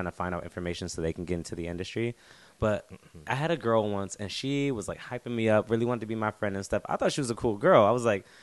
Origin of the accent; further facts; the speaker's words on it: North Carolina, United States; now in South Korea; I'm from North Carolina